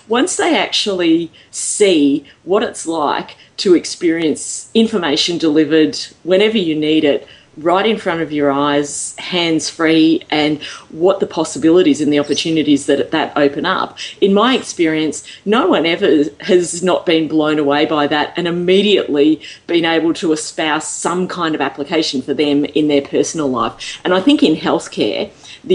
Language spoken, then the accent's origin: English; Australia; I'm here from Australia